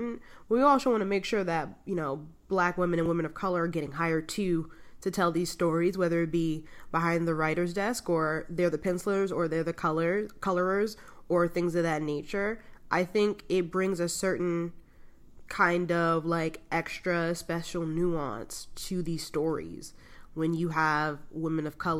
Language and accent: English; New York City, New York, United States; I'm from the Bronx